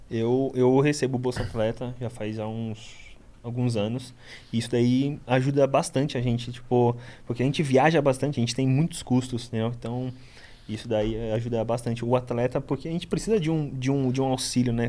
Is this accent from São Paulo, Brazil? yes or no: yes; Guarujá, São Paulo, Brazil; also born or lived in Itanhaém, São Paulo; Eu sou da periferia do Guarujá, ali Vicente Carvalho